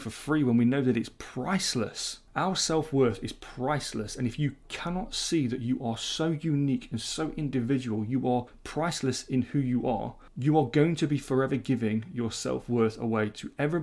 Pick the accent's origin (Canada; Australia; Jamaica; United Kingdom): United Kingdom; being very British